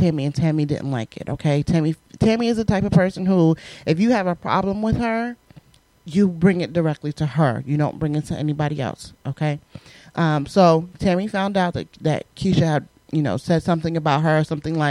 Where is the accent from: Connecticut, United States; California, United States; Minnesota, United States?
Connecticut, United States; Southern; accent: New York; I grew up in the Northeast, in Connecticut, okay, which we know is right next to New York. I grew up in South Connecticut.